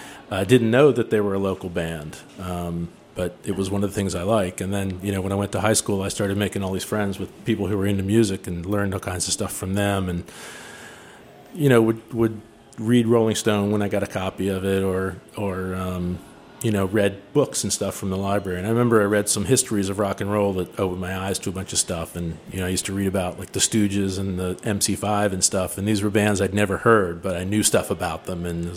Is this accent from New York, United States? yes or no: no; Cheverly, Maryland, United States; I grew up out in the suburbs in one of the original Chevrolet Hillbillies, Chevrolet, Maryland, out in PG County